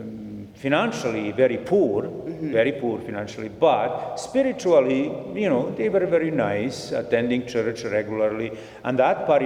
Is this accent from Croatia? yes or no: yes; Croatia; moved away as an adult; also born or lived in Bosnia / Zagreb, Croatia; now in Edmonton, Canada; I was born in Bosnia. Mm-hmm. My parents moved to Croatia. And then from Croatia, in Croatia, you know, we lived mm-hmm. there